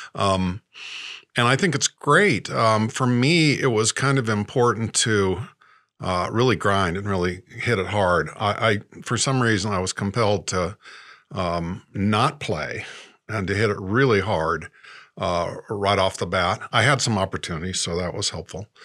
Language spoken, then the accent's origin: English; Indianapolis, Indiana, United States; moved away; also born or lived in New York City / Los Angeles; I'm from Indianapolis, Indiana. Uh, Grew up there in suburbia